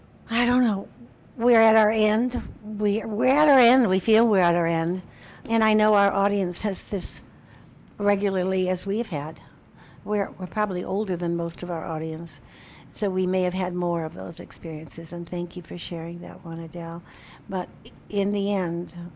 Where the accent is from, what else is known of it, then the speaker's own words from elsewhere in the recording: Chicago, Illinois, United States; Chicago's my hometown.